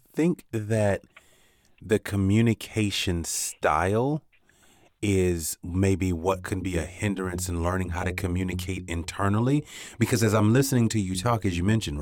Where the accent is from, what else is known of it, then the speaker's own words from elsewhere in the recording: Gainesville, Florida, United States; I grew up in Gainesville, Florida